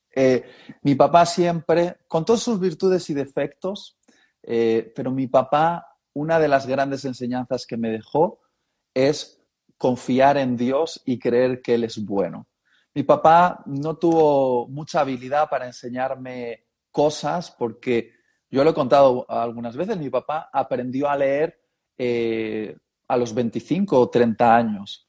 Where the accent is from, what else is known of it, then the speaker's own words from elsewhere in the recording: Basque Country, Spain; also born or lived in Madrid; se conocieron en Euskadi, o lo que se conoce también como el País Vasco, lo de la región de los vascos, y ahí nací yo